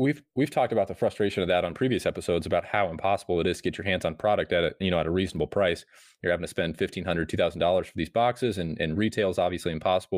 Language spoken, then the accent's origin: English; Nebraska, United States; I'm from Nebraska